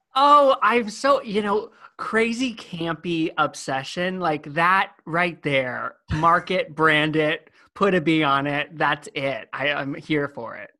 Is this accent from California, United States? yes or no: yes; California, United States; moved away; I'm from California originally.